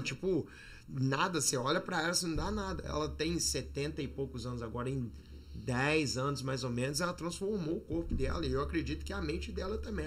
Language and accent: Portuguese; Juiz de Fora, Minas Gerais, Brazil; moved away as an adult; also born or lived in Barbacena; now in United States; nasci em Juiz de Fora há 38 anos atrás